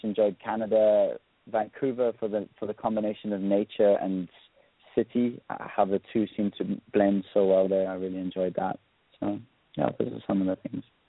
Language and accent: English; South Africa; also born or lived in London; I grew up in South Africa